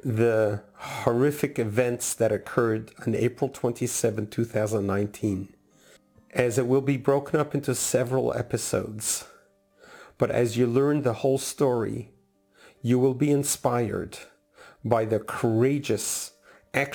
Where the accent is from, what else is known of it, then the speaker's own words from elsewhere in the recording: New York City, New York, United States; moved away as an adult; also born or lived in San Diego North County, California; now in San Diego, United States; I grew up in Crown Heights section of Brooklyn, New York.